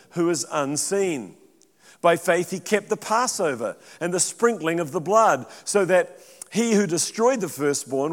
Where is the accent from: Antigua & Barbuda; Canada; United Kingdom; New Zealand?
New Zealand; moved away as an adult; also born or lived in Central California; now in United States; I'm a Kiwi